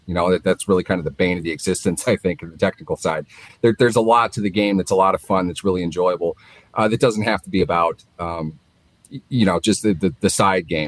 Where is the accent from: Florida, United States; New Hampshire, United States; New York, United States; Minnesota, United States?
Minnesota, United States; also born or lived in Pittsburgh, Pennsylvania; we grew up in Minnesota for the most part